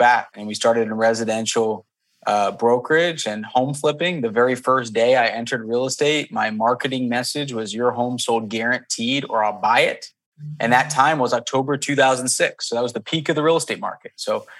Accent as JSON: {"language": "English", "town": "Bethlehem", "region": "Pennsylvania", "country": "United States", "tie": "born or raised there", "said": "I grew up in Bethlehem, Pennsylvania, hour north of Philly"}